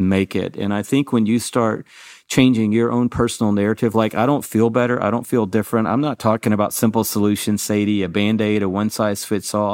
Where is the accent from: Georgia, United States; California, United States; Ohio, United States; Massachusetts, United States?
Georgia, United States; Atlanta; growing up in Atlanta, Georgia. I went to Georgia State University